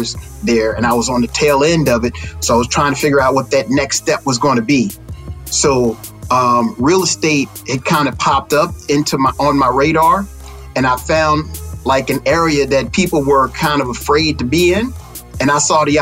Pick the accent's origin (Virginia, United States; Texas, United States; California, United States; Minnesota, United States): Texas, United States; growing up in Texas, small town